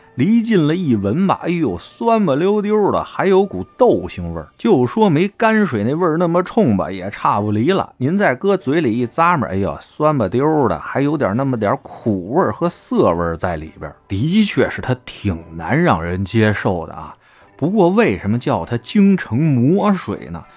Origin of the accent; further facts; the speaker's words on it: Beijing, China; 作为一个土生土长的老北京